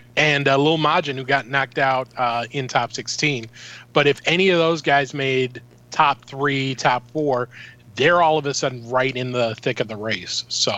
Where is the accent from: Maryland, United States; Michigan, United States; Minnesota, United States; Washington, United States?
Minnesota, United States; Hey, I'm Minnesotan.